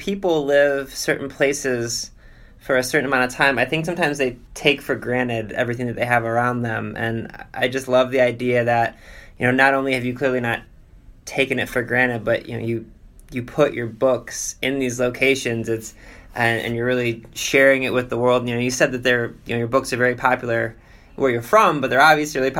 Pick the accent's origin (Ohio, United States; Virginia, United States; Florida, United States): Ohio, United States; Cleveland; I'm from Cleveland, Ohio